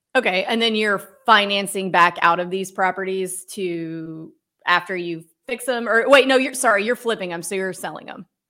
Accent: the South, United States; I'm from the South where we have huge weddings

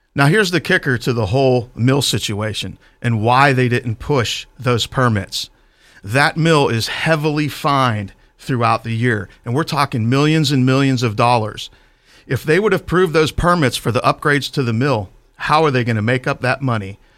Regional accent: Clairton, Pennsylvania, United States; I grew up in Clareton. Uh, we moved there when I was six

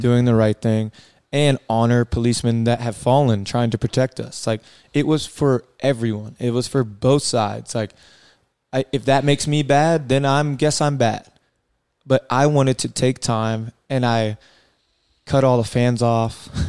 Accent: Columbia, South Carolina, United States; I grew up in Columbia, South Carolina

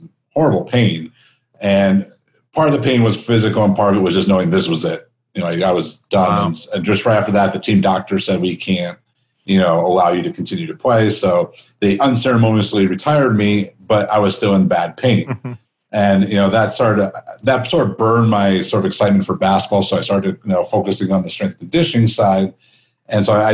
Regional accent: Chicago, Illinois, United States; also born or lived in Phoenix, Arizona; now in Las Vegas, United States; growing up in Chicago, I spent most of my time in Phoenix

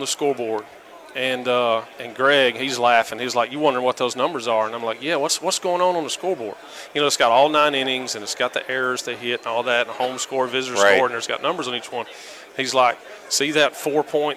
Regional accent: Alabama, United States; I'm from Alabama.

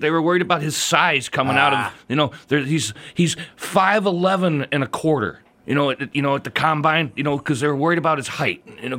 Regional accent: the South, United States; accent: southern; I should have a better southern accent because I'm from the South

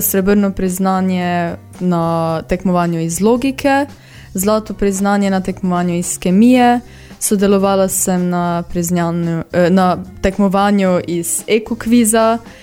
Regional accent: Rakičan, Mura, Slovenia; prihajam iz Rakičana.

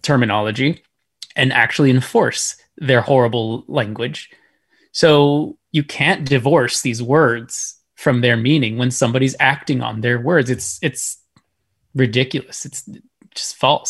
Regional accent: Texas, United States; I was born and raised here. That's where I'm really from

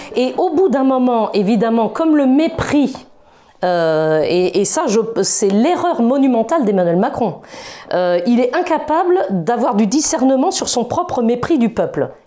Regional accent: Brittany, France; je suis de Bretagne

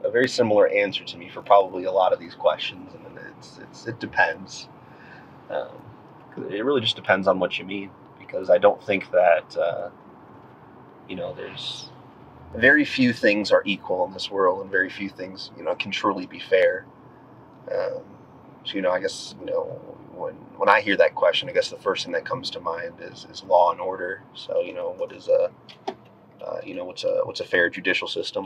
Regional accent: United States; I'm a patriot, I'm an American

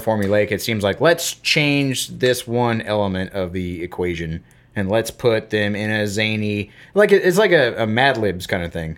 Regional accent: Florida, United States; I'm a guy from Florida

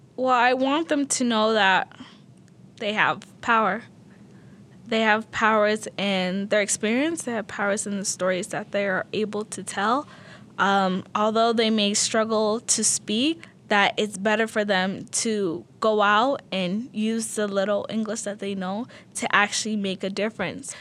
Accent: South Salt Lake, Utah, United States; English is a second language; also born or lived in Sudan; I grew up in the South Park apartments. It was all refugees

